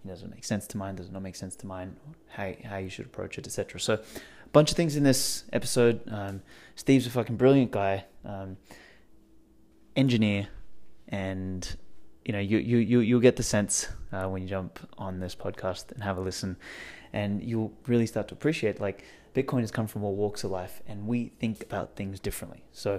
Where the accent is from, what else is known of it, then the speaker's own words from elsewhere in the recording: Australia; Yeah, well, no one ever picks that I'm from Australia. They're like, oh, your accent's kind of like British